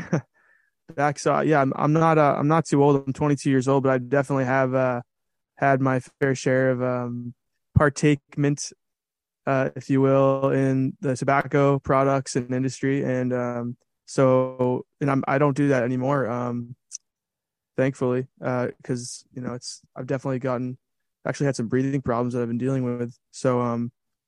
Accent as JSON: {"language": "English", "town": "Boston", "region": "Massachusetts", "country": "United States", "tie": "born or raised there", "moved": "as an adult", "lives_now": "Los Angeles, United States", "said": "I grew up in Boston"}